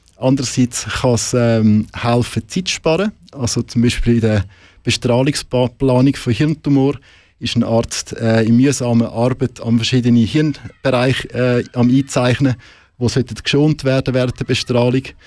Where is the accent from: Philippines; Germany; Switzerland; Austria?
Switzerland; bei uns in der Schweiz